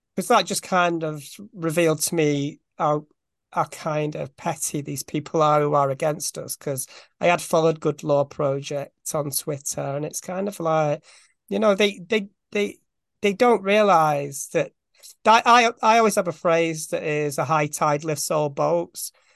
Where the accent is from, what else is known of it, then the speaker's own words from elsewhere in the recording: Bolton, North West England, United Kingdom; I'm from Bolton, which is just outside Manchester